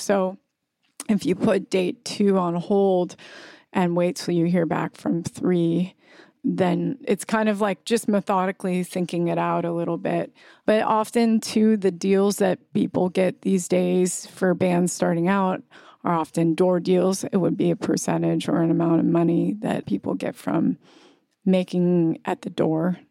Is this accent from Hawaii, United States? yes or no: yes; Kauai, Hawaii, United States; now in New York, United States; I grew up partly on Kauai, Hawaii